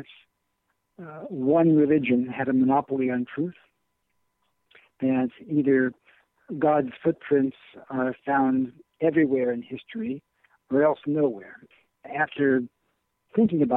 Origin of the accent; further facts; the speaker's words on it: Indianapolis, Indiana, United States; I grew up in Indianapolis, Indiana